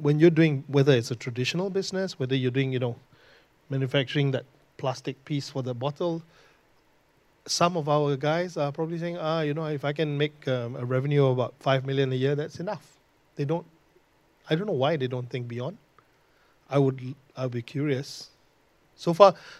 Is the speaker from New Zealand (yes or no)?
no; Ipoh, Perak, Malaysia; moved away; I came from Ipoh